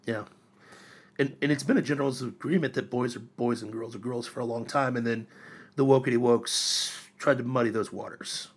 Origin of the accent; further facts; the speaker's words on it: Miami County, Ohio, United States; moved away; I grew up in Ohio